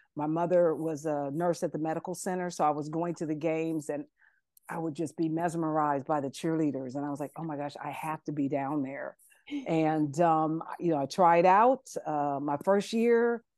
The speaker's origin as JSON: {"language": "English", "town": "Columbus", "region": "Ohio", "country": "United States", "moved": "as an adult", "lives_now": "Atlanta, United States", "said": "I'm originally from Ohio, uh, Columbus, Ohio"}